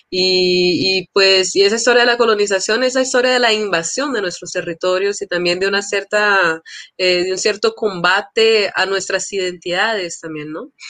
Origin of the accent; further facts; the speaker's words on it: São Paulo, Brazil; born there; yo nací en São Paulo, eh, en un momento que era así del encuentro eh, de grandes asambleas de líderes indígenas